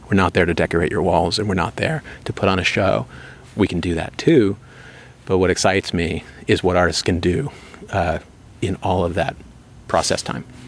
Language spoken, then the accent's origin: English; New York, United States; I'm from New York. You know, we have a kind of boisterous art market